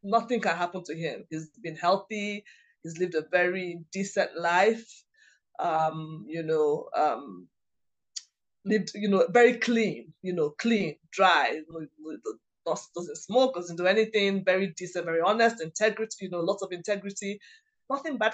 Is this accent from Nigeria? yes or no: yes; Nigeria; In my culture, I'm Igbo, I'm from Nigeria.